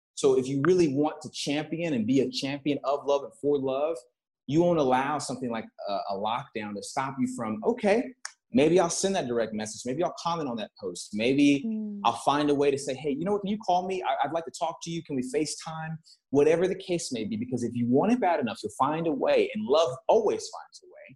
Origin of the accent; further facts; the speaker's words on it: Texas, United States; moved away; I come from Texas